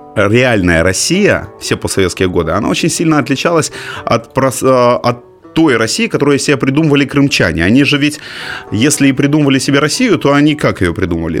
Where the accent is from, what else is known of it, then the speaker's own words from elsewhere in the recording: Simferopol, Crimea, Ukraine; moved away as an adult; Симферополь – это город, у которого есть монополия на мои детские воспоминания